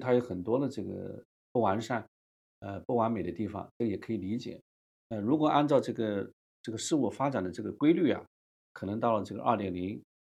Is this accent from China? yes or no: yes; China; 我们中国人